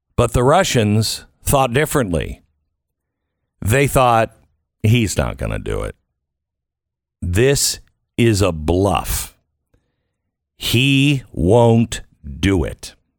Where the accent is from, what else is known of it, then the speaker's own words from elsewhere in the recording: Seattle, Washington, United States; I grew up in the Seattle area